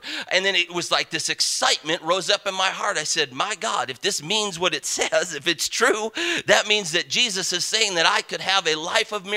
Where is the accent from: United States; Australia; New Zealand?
United States; Parma, Ohio; growing up in Parma, Ohio, the only livestock that we had room for was this miniature collie